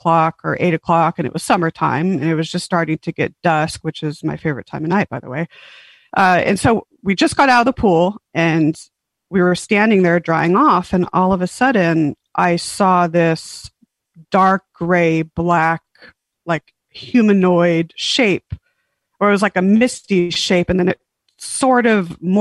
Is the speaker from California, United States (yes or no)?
yes; San Diego, California, United States; born or raised there; also born or lived in Huntington Beach, California / Las Vegas, Nevada